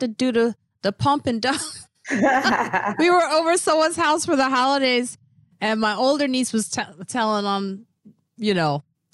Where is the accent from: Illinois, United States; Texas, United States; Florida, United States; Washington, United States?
Illinois, United States; Chicago; we're both from Chicago